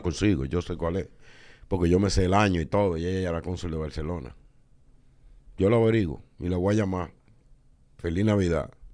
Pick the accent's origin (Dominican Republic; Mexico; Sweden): Dominican Republic